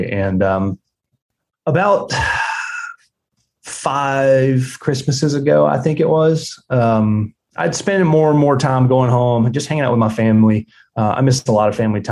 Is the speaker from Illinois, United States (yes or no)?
no; South Georgia, United States; I grew up in South Georgia on a commercial quail plantation